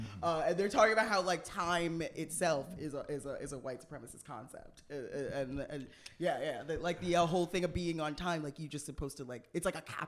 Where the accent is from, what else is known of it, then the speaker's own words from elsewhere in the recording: New York City, New York, United States; I'm from here. I'm from Brooklyn.